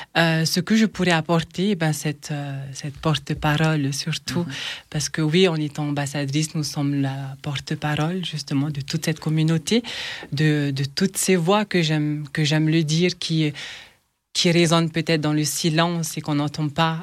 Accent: French Polynesia; now in France; chez moi, euh, à Tahiti

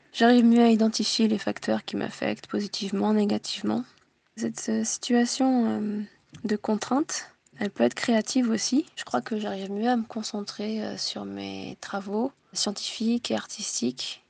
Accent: Tokyo, Japan; now in France; Je suis née en France, de parents français et japonais, j'ai grandi à Tokyo

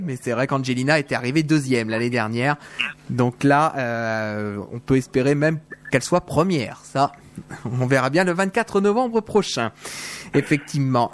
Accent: Soissons, Hauts-de-France, France; now in Suresnes, France; maintenant j'habite avec Suresnes, mais avant j'ai grandi à Soissons

